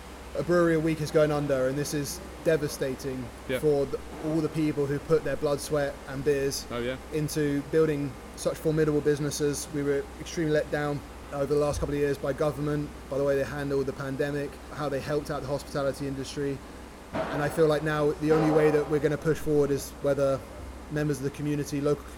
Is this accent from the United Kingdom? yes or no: yes; United Kingdom; also born or lived in Toronto; Pubs are deeply rooted in our culture as British people